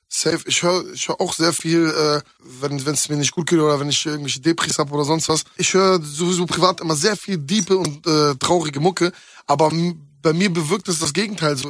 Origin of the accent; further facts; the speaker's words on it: Hamburg, Germany; moved away as an adult; now in Berlin, Germany; Das ist ja die Stadt, wo ich herkomme und die liebe ich auch über alles.